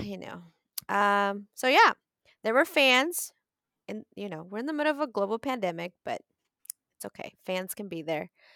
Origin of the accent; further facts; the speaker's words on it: Southwest, United States; moved away; I'm from the Southwest